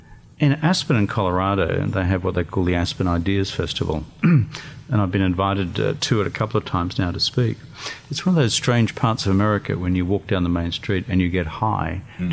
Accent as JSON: {"language": "English", "area": "Eumundi", "region": "Queensland", "country": "Australia", "tie": "born or raised there", "said": "I grew up in the Yamundi CWA Hall right. In Queensland."}